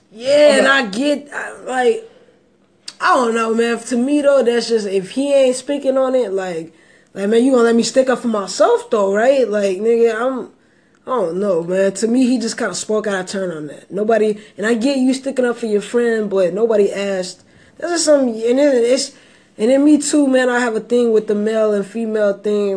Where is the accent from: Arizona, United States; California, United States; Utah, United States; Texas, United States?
Texas, United States; I'm from Texas